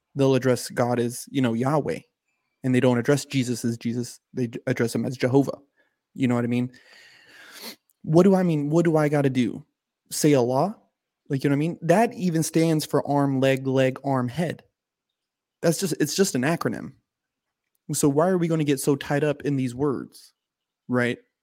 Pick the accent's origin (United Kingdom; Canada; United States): United States; I'm an American